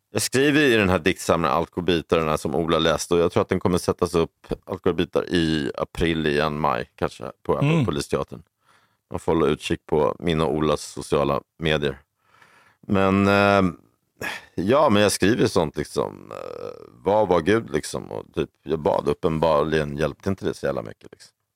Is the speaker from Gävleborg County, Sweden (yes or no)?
no; Stockholm, Stockholm County, Sweden; någon från Odenplan där jag växte upp